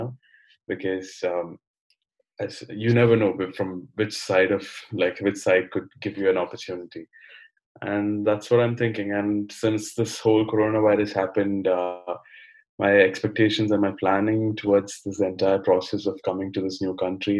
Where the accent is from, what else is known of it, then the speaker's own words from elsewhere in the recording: Kerala, India; moved away as an adult; now in Amsterdam, Netherlands; I am from India. I come from the state called Kerala. And I've moved to Amsterdam a few months back.